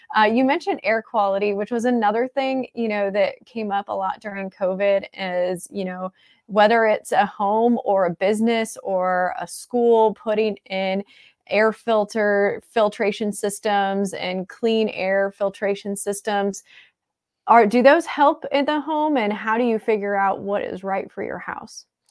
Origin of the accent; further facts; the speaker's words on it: Midwest, United States; moved away as an adult; also born or lived in Florida / Saint Louis area; now in St. Louis, United States; I grew up in the Midwest